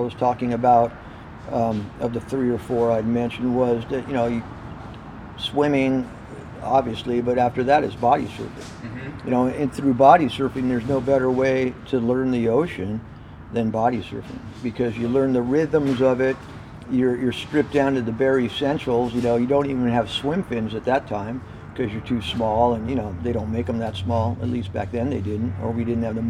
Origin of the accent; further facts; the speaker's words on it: San Diego, California, United States; I grew up in Mission Hills. Mission Hills is about 5 miles inland from the coast